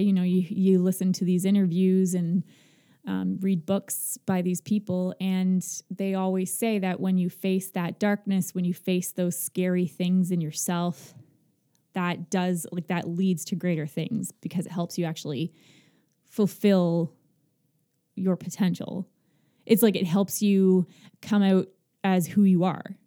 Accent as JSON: {"language": "English", "town": "Magnetawan", "region": "Ontario", "country": "Canada", "said": "I'm from Magnetawan"}